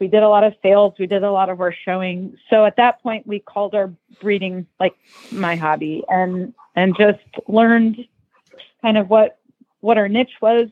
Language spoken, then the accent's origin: English; Nebraska, United States; now in Wellington, United States; I grew up in Nebraska, of all places